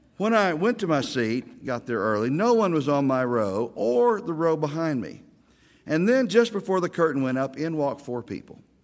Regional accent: Ardmore, Oklahoma, United States; I am a native Okie. I'm from Ardmore and lived there till I was fifteen and then moved to Oklahoma City

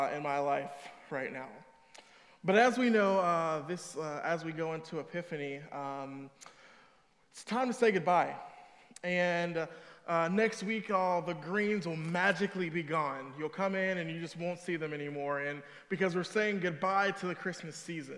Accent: Cedar Hill, Texas, United States; moved away; also born or lived in Chicago area; I'm actually from the Dallas area. I'm from Cedar Hill.

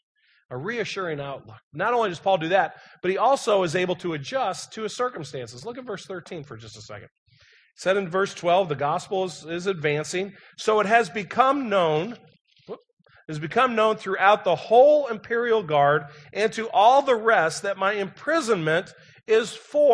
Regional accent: St. Louis, Missouri, United States; moved away; I was from St. Louis.

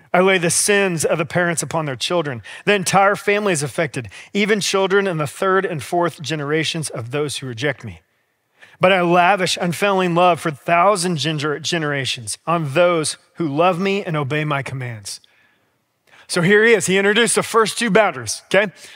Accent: United States; We as American Christians

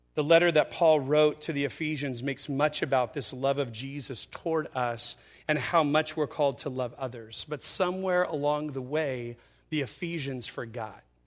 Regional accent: Yucaipa, California, United States; I was a kid growing up in Ukaipa

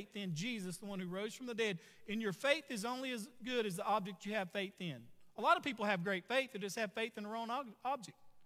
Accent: Sugarloaf, United States; I grew up in Sugarloaf

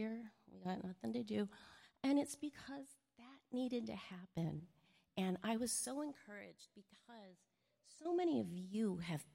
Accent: Chicago, Illinois, United States; we're both both from Chicago

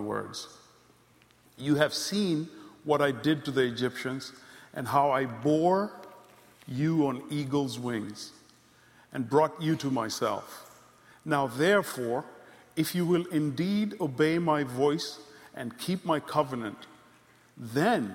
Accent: Kenya; moved away; also born or lived in Congo; I grew up in Ziwani and all these places.

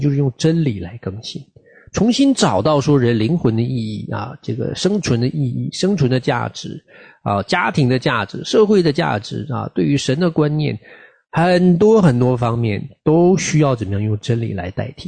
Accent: China; moved away; 我们这个特别从大陆出来的群体

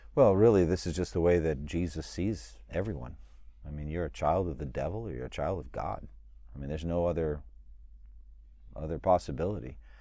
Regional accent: United States; as an American citizen, I am blessed by being an American

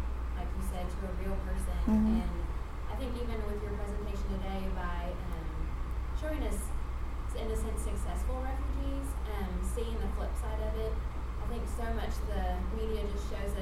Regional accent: Tennessee, United States; we're from Tennessee

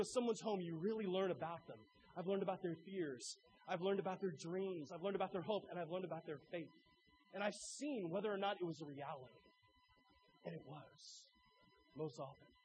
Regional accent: Arthur, Illinois, United States; I grew up in Arthur, Illinois, the heart of Illinois Amish country

